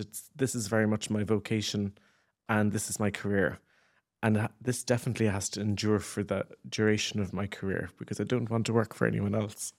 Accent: Ireland; moved away as an adult; as Irish people

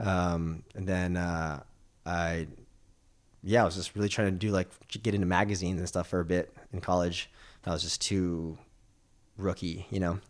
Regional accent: California, United States; growing up in America, California

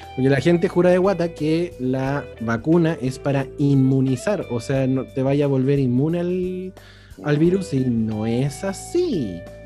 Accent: Chile; nosotros, como buenos chilenos

